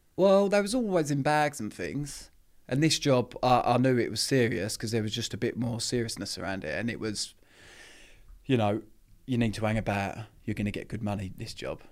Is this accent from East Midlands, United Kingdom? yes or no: no; Epping, East of England, United Kingdom; also born or lived in Harlow; I was brought up in a little town, Epping, which is in Essex.